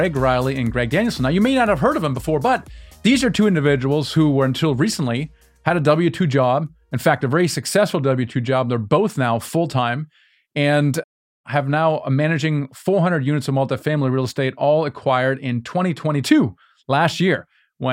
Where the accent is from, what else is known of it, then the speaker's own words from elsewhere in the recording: Germany; Yeah, I'm from Germany